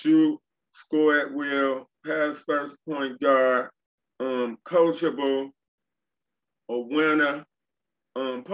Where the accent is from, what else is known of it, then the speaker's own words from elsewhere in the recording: Chicago, Illinois, United States; I'm from Chicago